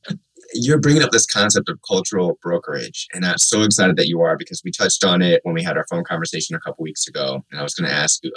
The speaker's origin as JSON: {"language": "English", "region": "Midwest", "country": "United States", "tie": "born or raised there", "said": "someone who's a biracial Black male born and raised in the Midwest"}